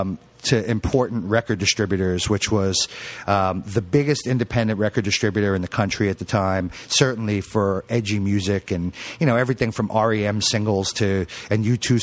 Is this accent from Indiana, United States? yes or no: no; Queens Village, New York, United States; Queens Village. So I actually lived across the street from my high school.